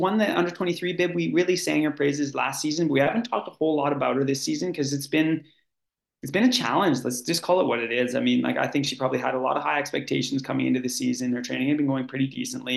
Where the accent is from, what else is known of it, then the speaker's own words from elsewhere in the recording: Canada; now in Oslo, Norway; I'm Canadian